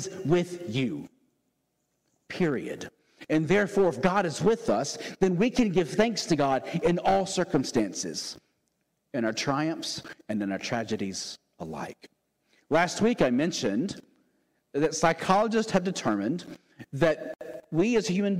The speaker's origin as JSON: {"language": "English", "region": "the South", "country": "United States", "tie": "born or raised there", "said": "born and raised in the South like me"}